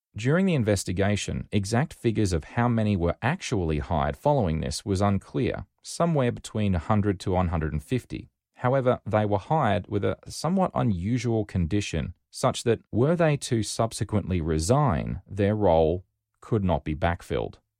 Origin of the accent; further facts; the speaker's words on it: Rockhampton, Queensland, Australia; moved away as an adult; also born or lived in Sydney; I was from Rockhampton, not even in the same state.